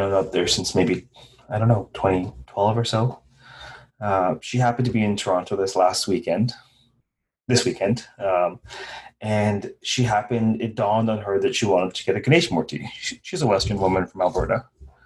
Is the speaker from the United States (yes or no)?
no; Guyana; I was born in Guyana. My ancestors were from North India